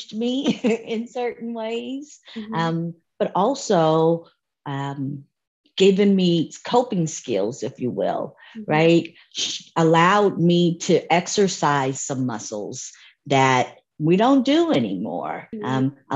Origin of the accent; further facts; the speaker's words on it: Santa Monica, California, United States; moved away as an adult; now in Dallas, United States; I am born and raised in Santa Monica, California, and proud of it.